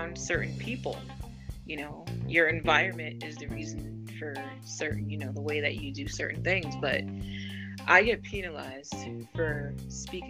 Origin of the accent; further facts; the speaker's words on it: New England, United States; I grew up in New England